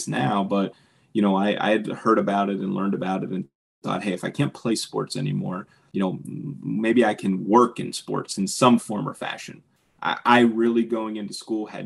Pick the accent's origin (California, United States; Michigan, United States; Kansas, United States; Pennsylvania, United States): Pennsylvania, United States; Pittsburgh; I grew up in Pittsburgh